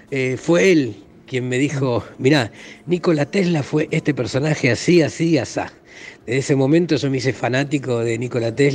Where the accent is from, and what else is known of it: Argentina